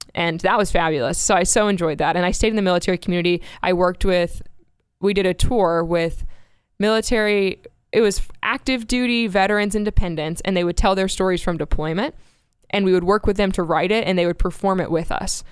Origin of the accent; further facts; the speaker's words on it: Space Coast, Florida, United States; moved away as an adult; also born or lived in Myrtle Beach, South Carolina / Kyiv, Ukraine; now in Texas, United States; grew up on the Space Coast area